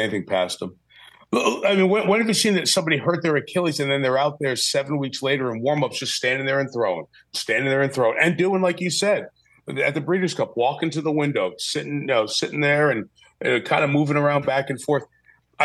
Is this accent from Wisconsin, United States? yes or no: no; New York, United States; I grew up in New York